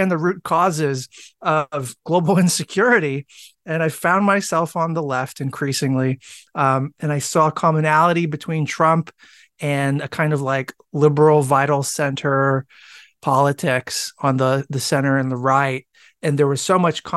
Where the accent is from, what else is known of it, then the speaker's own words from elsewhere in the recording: Washington, District of Columbia, United States; accent: American; moved away as an adult; now in Wellington, New Zealand; You can tell from my accent, I'm American. And I come originally from the Washington, D.C. swamp.